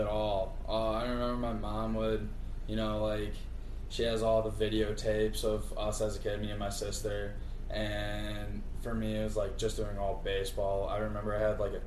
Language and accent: English; Riverside, Illinois, United States; I grew up in Riverside, Illinois, 8 miles west of downtown Chicago